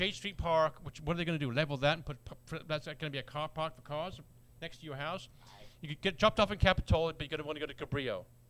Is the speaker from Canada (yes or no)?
no; England, United Kingdom; moved away as an adult; also born or lived in London; now in Boulder Creek, United States; growing up in England, which I grew up in England